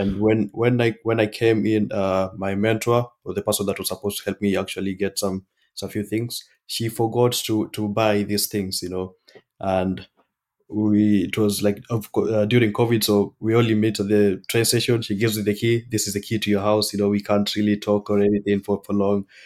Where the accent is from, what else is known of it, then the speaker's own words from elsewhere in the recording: Kenya; moved away; I'm from Kenya